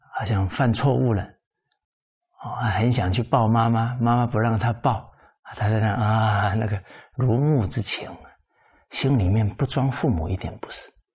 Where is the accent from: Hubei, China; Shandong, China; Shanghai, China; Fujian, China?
Fujian, China; 尤其我们是福建人